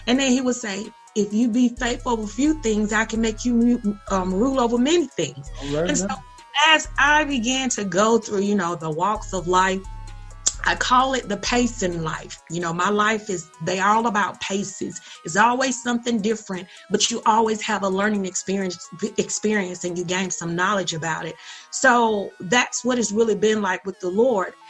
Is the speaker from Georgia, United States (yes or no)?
yes; Perry, Georgia, United States; I was born in Georgia. in a little town called Perry. And that was a great upbringing experience